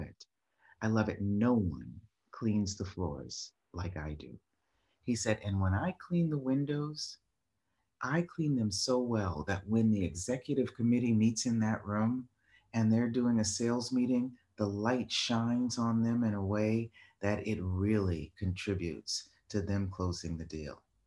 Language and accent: English; Boston, Massachusetts, United States; moved away; I was in, uh, Boston, my hometown